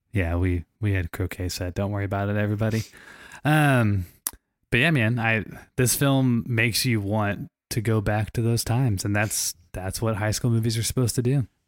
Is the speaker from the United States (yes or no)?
yes; St. Louis, Missouri, United States; moved away; I'm from Saint Louis, Missouri, every time we were back in Saint Louis